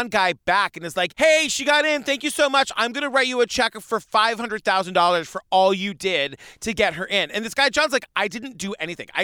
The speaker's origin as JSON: {"language": "English", "area": "Cape Cod", "region": "Massachusetts", "country": "United States", "tie": "born or raised there", "said": "I grew up on Cape Cod"}